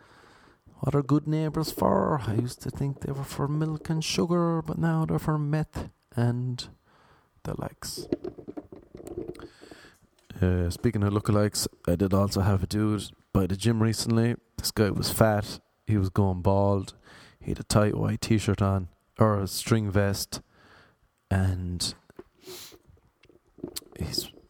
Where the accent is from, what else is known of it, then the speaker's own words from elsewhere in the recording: Cork, Munster, Ireland; accent: Cork; moved away as an adult; now in Los Angeles, United States; I am from Cork. This is a Cork accent.